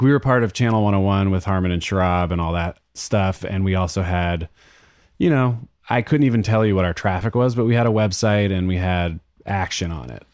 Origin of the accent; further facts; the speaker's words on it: Berkeley, California, United States; also born or lived in Oakland; I'm from Berkeley, so I grew up with the A's